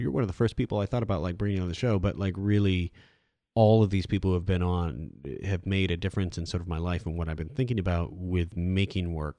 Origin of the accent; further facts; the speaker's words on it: Iowa, United States; Like I'm from Iowa. When I was growing up as a kid, everything was canned anyway